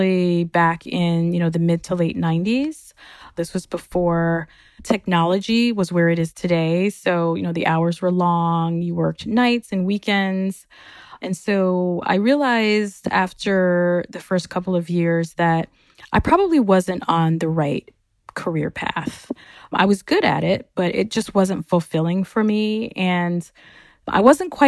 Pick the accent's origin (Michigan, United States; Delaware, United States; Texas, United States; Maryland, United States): Michigan, United States; also born or lived in Chicago, Illinois; We moved to Michigan